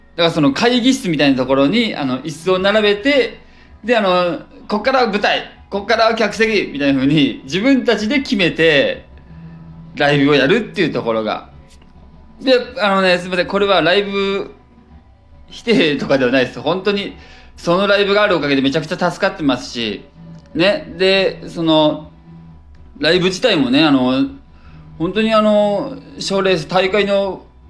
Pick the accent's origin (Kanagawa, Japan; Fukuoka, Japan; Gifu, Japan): Gifu, Japan; moved away as an adult; also born or lived in Osaka; now in Tokyo, Japan; 岐阜で育って岐阜県出て